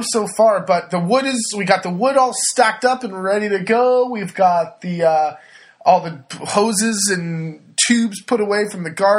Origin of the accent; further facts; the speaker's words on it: California, United States; moved away as an adult; now in Le Marche, Italy; I'm from California